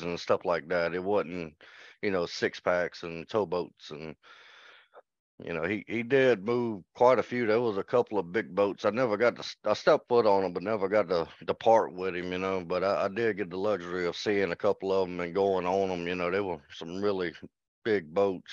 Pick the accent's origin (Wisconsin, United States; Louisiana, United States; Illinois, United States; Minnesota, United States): Louisiana, United States; Baton Rouge; I was born in Baton Rouge, Louisiana